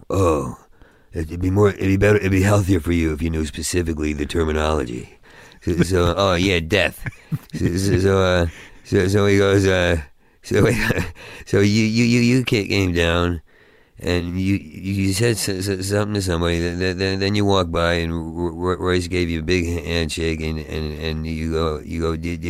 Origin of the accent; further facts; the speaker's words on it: Oakhurst, New Jersey, United States; I grew up in New Jersey.